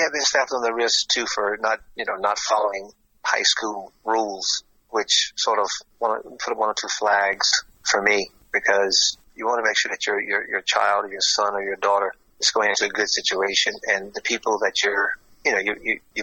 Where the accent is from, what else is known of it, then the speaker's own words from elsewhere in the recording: Florida, United States; moved away; also born or lived in Ireland; I'm from Florida